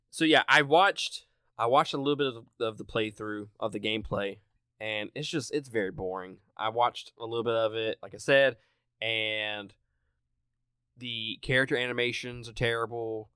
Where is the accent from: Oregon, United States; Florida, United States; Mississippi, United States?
Mississippi, United States; I'm from Mississippi